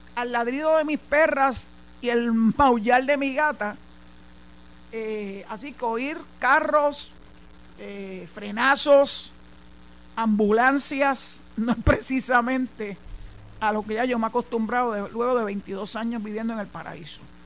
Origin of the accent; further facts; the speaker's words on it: San Juan, Puerto Rico; moved away as an adult; also born or lived in Mayagüez; San Juan es mi ciudad natal donde nací, donde me crié, hasta el año 2001